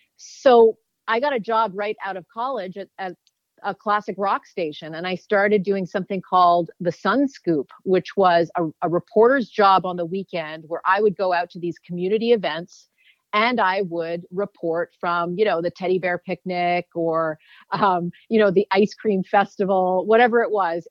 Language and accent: English; Canada; I grew up in Canada.